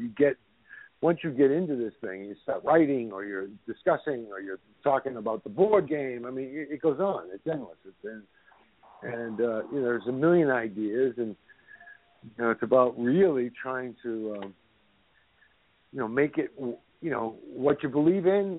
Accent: Somerville, Massachusetts, United States; born or raised there; moved away

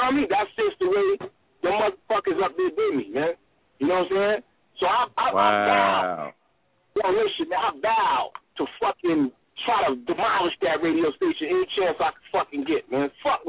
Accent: New Jersey, United States; born there; also born or lived in New York; now in Sacramento, United States; I was born in Jersey. I moved to New York, and then from New York, I moved to Cali. I moved to Sacramento, right?

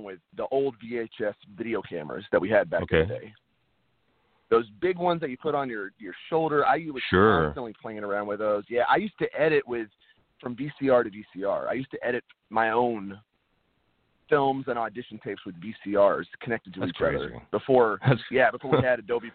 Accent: Texas, United States; moved away as an adult; now in Los Angeles, United States; I was born and raised in Texas, and I lived there about 22, 23 years of my life before moving

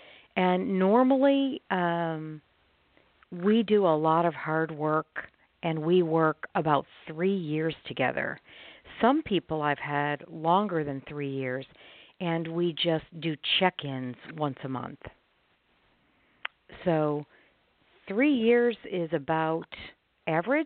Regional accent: Chicago, Illinois, United States; now in Arkansas, United States; I live in Arkansas. I'm originally from the Chicago area, but I live in Arkansas.

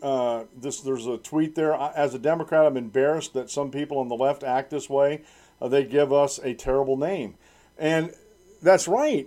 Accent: United States; also born or lived in Central Susquehanna Valley, Pennsylvania; I'm an American

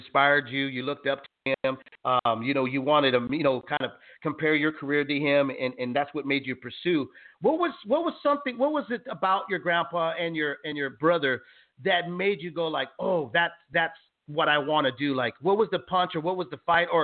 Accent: San Jose, California, United States; I'm from San Jose, California

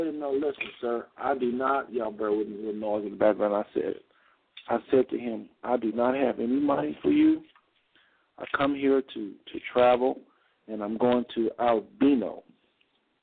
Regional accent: United States; I'm from the United States

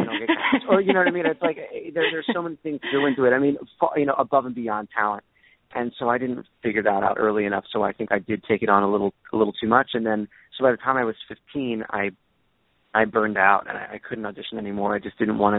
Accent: Philadelphia, Pennsylvania, United States; my hometown of Philadelphia

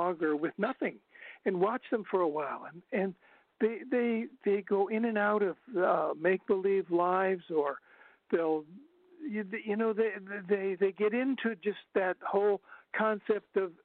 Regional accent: northern Ohio, United States; moved away; I'm from Ohio originally, and in northern Ohio

